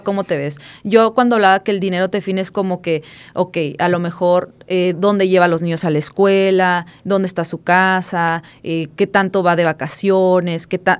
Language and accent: Spanish; Puebla, Mexico; moved away; yo soy de Puebla, de un, de un pueblito de 30 mil mm. personas